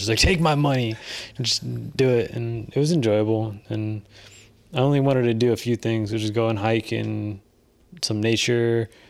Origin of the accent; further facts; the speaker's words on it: California, United States; Bro, we're from the Bay